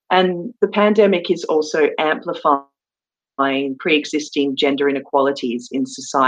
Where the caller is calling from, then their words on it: London, United Kingdom; And I'm joining you from London today